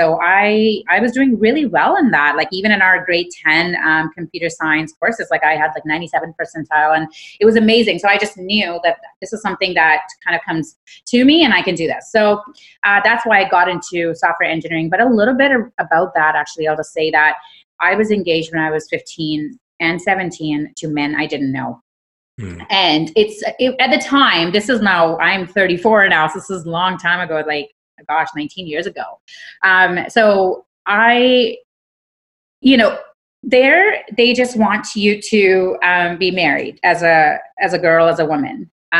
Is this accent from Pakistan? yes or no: yes; Karachi, Sindh, Pakistan; So I grew up in Karachi, Pakistan, and, you know, just growing up